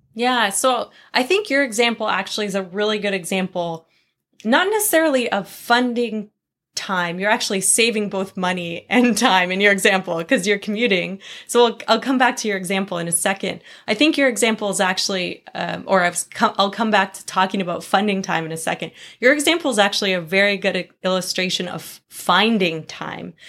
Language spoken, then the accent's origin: English; Vancouver, British Columbia, Canada; moved away as an adult; now in United States; I'm Canadian